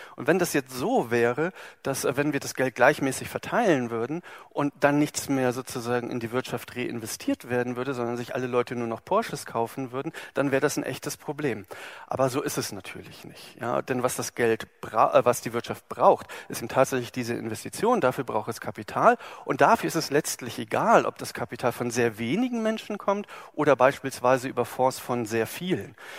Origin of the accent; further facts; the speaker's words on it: Germany; wir sind in Deutschland geboren, also ich